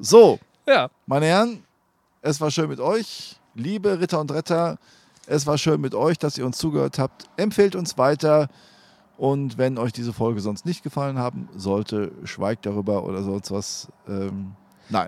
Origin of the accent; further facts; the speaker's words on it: Helden, North Rhine-Westphalia, Germany; moved away; also born or lived in Menden; in meinem Heimatort Schützenfest